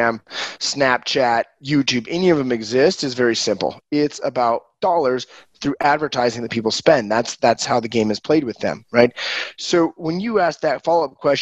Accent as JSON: {"language": "English", "town": "Ogden", "region": "Utah", "country": "United States", "tie": "born or raised there", "also_born_or_lived": "Brazil", "said": "Just north of Salt Lake. I'm in Ogden. My hometown is Ogden."}